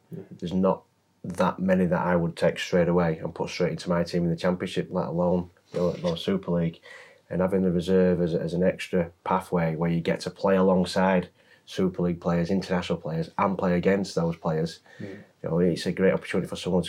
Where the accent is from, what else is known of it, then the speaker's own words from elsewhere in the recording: England, United Kingdom; just because I'm English.